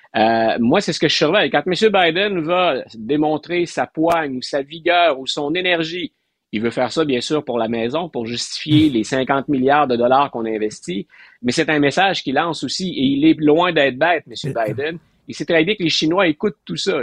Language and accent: French; Quebec, Canada; comme Québécois